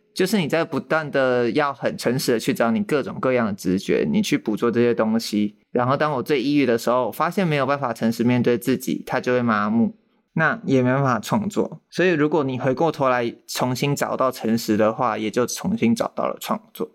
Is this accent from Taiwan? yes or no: yes; Taiwan; 我自己身，身为一个台湾人